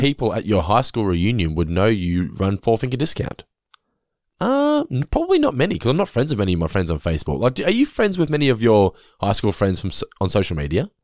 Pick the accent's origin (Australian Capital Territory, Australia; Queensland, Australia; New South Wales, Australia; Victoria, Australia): Victoria, Australia; Geelong; We come from Geelong